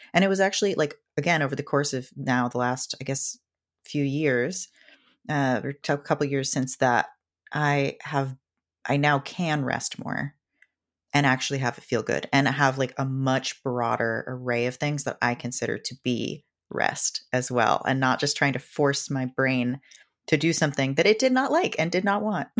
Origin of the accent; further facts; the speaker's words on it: Seattle, Washington, United States; I grew up in Seattle